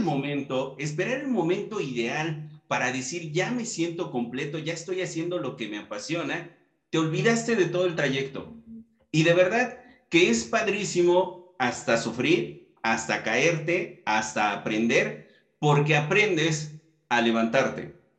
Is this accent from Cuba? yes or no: no; Mexico; con toda nuestra comitiva mexicana, pues sabemos cómo, somos los mexicanos